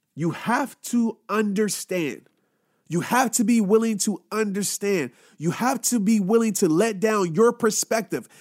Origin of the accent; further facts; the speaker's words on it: Louisiana, United States; also born or lived in Arkansas; growing up, I lived in a city in Louisiana